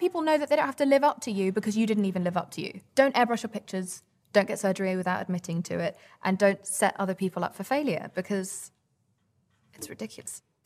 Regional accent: England, United Kingdom; we were brought up in England

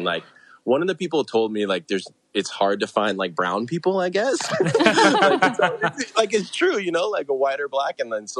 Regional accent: San Francisco, California, United States; I grew up in the Bay Area.

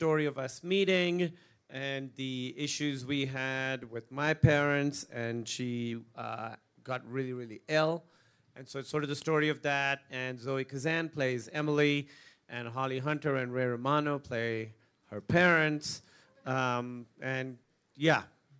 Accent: Pakistan; Even though I'm the Pakistani Piers Morgan.

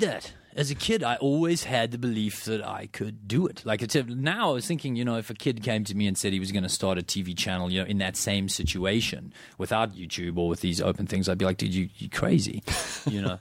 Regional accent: South Africa; I grew up in South Africa

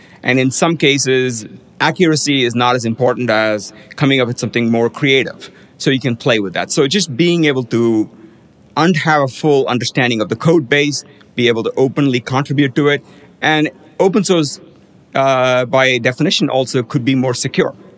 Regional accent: India; now in United States; I grew up in India where at that point in time, everybody had to ride a motorized two-wheeler

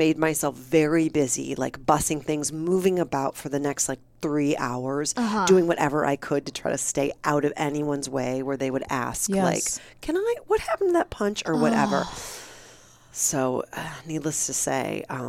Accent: Midwest, United States; I'm from the Midwest. I don't back down.

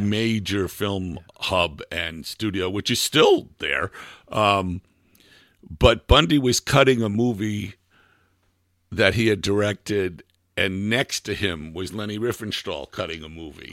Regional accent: United States; moved away as an adult; also born or lived in Almería, Spain; as an American who spoke English

